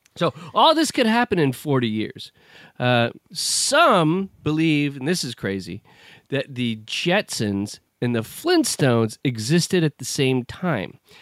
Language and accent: English; United States; I'm an American